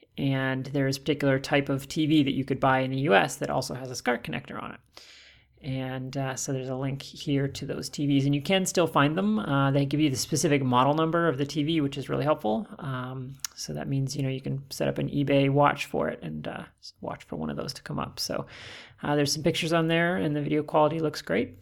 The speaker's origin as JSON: {"language": "English", "town": "Calgary", "region": "Alberta", "country": "Canada", "said": "I'm from Calgary"}